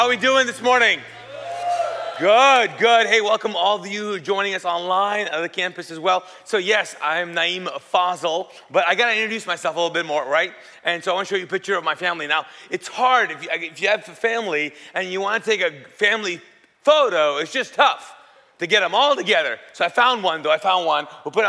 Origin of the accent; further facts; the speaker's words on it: Kuwait; English is a second language; And the story is because I grew up in Kuwait. So I'm Pakistani. And we speak Urdu there.